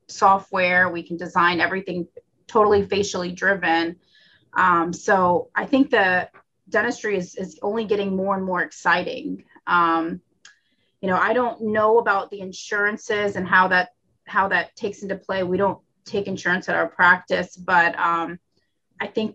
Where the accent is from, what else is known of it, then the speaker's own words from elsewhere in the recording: Florida, United States; also born or lived in Tennessee; I'm from Florida